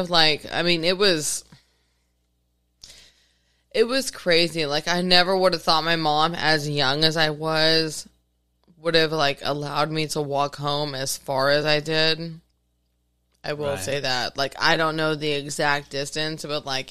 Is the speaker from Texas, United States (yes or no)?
yes; Arlington, Texas, United States; also born or lived in Fort Worth, Texas; I was born and raised in Arlington, Texas.